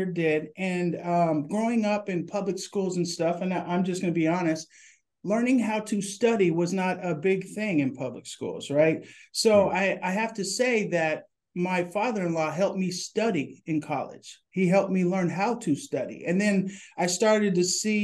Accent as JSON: {"language": "English", "town": "Portland", "region": "Oregon", "country": "United States", "tie": "born or raised there", "said": "I grew up in Northeast Portland, went to Fabian Elementary School, Beaumont Middle School, and Madison High School"}